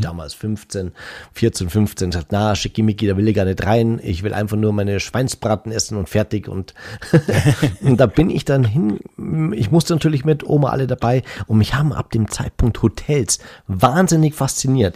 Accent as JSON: {"language": "German", "region": "Bavaria", "country": "Germany", "said": "bei uns in Bayern"}